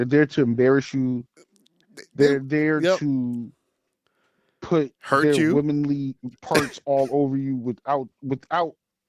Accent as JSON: {"language": "English", "country": "United States", "also_born_or_lived": "Hartford, Connecticut", "said": "Because I'm an American"}